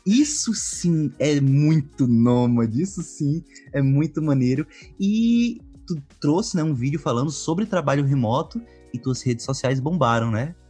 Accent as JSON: {"language": "Portuguese", "region": "Pernambuco", "country": "Brazil", "said": "eu sou de Pernambuco."}